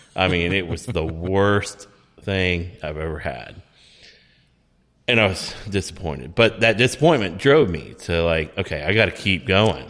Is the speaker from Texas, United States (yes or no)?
yes; Texas, United States; we grew up in Texas